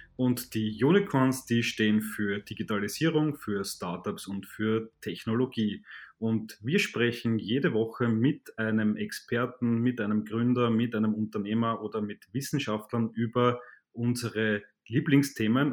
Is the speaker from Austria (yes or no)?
yes; Vienna, Austria; Ich als Wiener